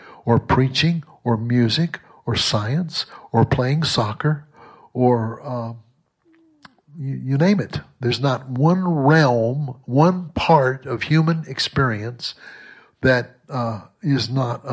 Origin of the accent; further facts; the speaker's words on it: Southwest Mississippi, United States; I was raised in Southwest Mississippi